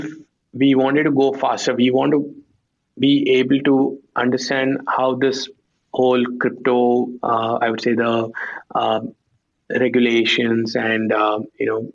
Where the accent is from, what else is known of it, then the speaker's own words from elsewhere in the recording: India; as an Indian